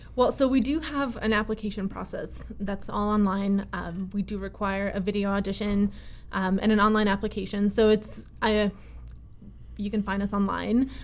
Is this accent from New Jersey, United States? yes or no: no; Connecticut, United States; born or raised there; also born or lived in Russia